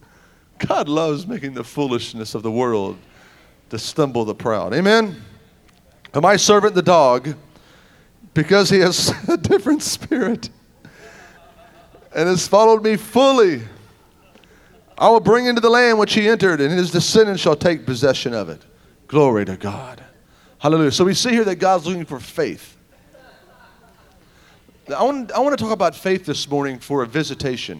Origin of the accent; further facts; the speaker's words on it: Tulsa, Oklahoma, United States; I'm from Tulsa